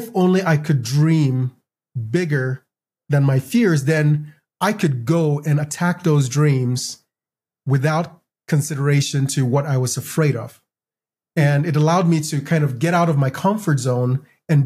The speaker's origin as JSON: {"language": "English", "country": "Ghana", "tie": "born or raised there", "moved": "yes", "lives_now": "United States", "said": "I grew up in Ghana"}